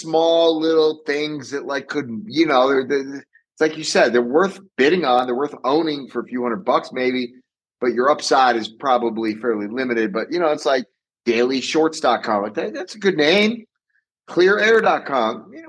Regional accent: Rhode Island, United States; moved away; I'm from Rhode Island originally.

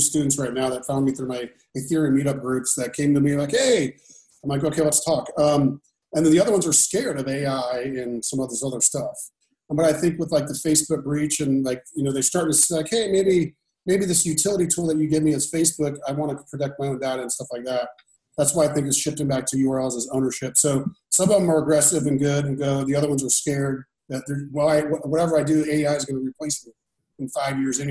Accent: Indiana, United States; moved away; I'm from Indiana. I have a pretty big famous house there.

